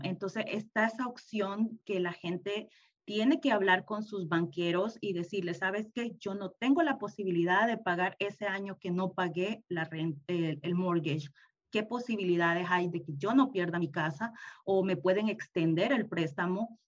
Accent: El Salvador; moved away as an adult; also born or lived in Houston, United States; now in United States; yo soy salvadoreña

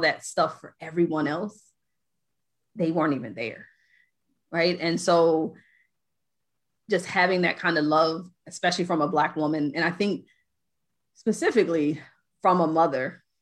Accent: New Jersey, United States; I'm from Jersey

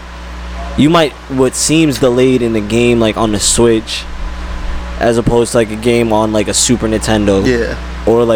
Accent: Prospect Park, New Jersey, United States; also born or lived in Paterson, New Jersey; I was born, I think everyone was born in St. Joseph's. Like, right? Everyone's born in Patterson

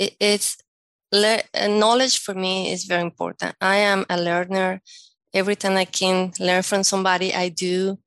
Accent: Caracas, Capital District, Venezuela; first language Spanish; English is a second language; moved away as an adult; also born or lived in Monterrey, Mexico / Puebla, Mexico; now in United States; When I was growing up in Venezuela

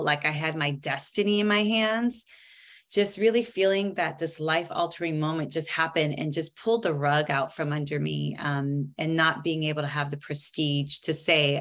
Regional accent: Seattle, Washington, United States; moved away; also born or lived in New York City; born and raised in Seattle and decided to take a bite of the Big Apple. So I moved out there

